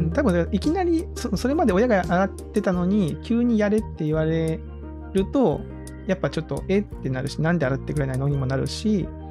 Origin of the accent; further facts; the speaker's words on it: Kagoshima, Japan; now in Kyoto, Japan; 私自身が結構、まあ、鹿児島で育ってて